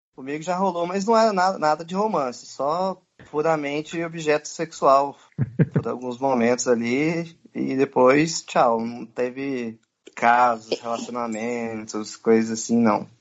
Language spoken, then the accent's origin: Portuguese; Brazil; a gente é brasileiro